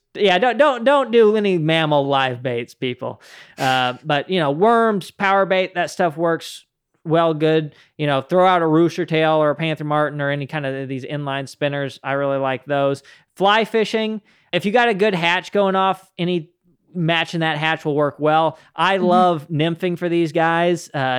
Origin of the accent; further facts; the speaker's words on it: Utah, United States; moved away; It was something that I didn't know of before I came from Utah. Out in Utah, you know, you got native trout throughout much of the northern part of the state, and you can fish for them year round.